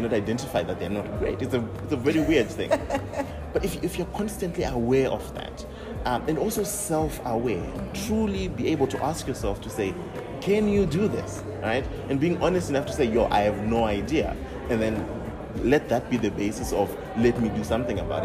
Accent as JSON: {"language": "English", "country": "Zimbabwe", "said": "when I take that back to my home country and home environment"}